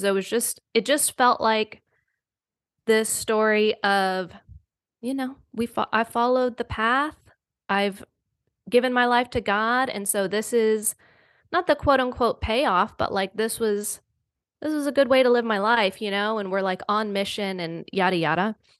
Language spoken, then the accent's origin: English; the South, United States; I'm from the South. So it was like very Bible Belt, Southern Baptist